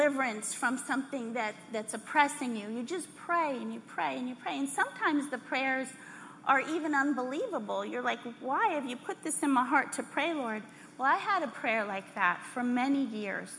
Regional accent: Texas, United States; We're from Texas.

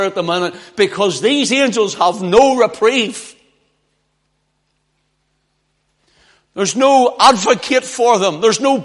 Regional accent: Belfast, Northern Ireland, United Kingdom; moved away; I was from Belfast

